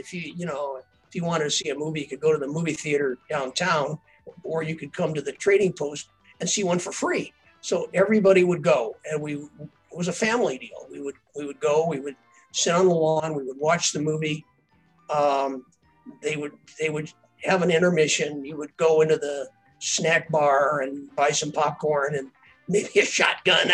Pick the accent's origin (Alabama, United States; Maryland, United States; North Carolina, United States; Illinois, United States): Illinois, United States; Earlville; moved away; the Dias 34 Drive-In in my hometown